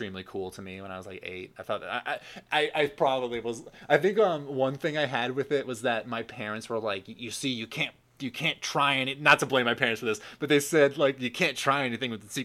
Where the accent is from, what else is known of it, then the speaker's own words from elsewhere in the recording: the New York area, United States; moved away as an adult; now in Washington, D.C., United States; I'm from the New York area